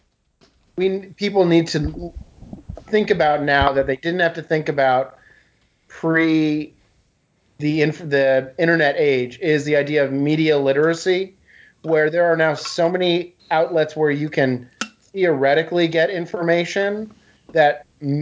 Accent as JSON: {"language": "English", "region": "New England", "country": "United States", "tie": "born or raised there", "said": "I grew up in New England, so if we said y'all, we would get beaten."}